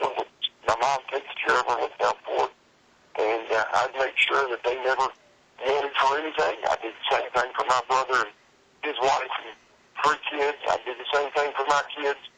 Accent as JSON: {"language": "English", "town": "Columbia", "region": "South Carolina", "country": "United States", "tie": "born or raised there", "said": "my hometown of Columbia, South Carolina"}